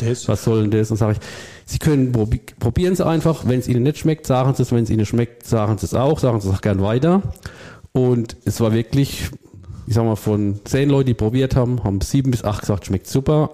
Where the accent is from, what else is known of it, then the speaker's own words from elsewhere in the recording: Rhineland-Palatinate, Germany; ich bin auch Pfälzer mit Leib und Seele